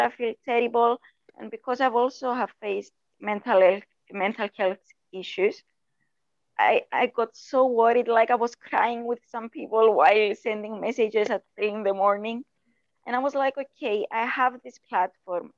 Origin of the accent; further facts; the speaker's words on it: Cyprus; I was born in Cyprus.